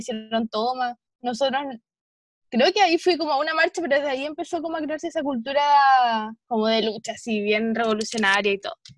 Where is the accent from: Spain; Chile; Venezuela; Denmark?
Chile; Chiloé, Los Lagos; cuando era chica estudiaba en, en Chiloé, en el Liceo Galvarino